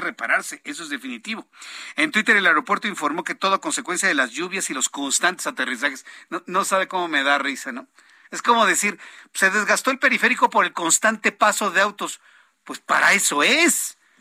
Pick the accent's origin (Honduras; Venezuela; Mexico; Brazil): Mexico; somos de la misma raza, porque somos mexicanos